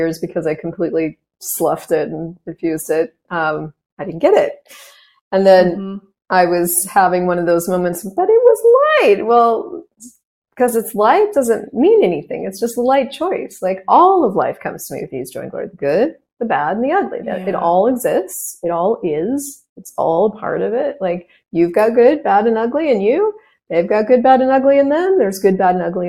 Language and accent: English; United States; I'm an American.